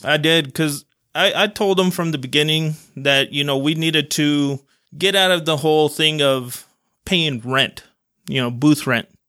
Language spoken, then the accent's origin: English; Salt Lake City, Utah, United States; also born or lived in Guadalajara, Mexico; my parents ended up coming to Salt Lake. Uh, my dad had a job already set up here, so we a-, all ended up coming over here 'cause of that. And we pretty much grew up in the Glendale area